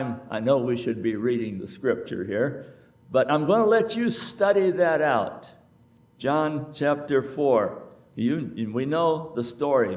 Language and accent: English; United States; I am America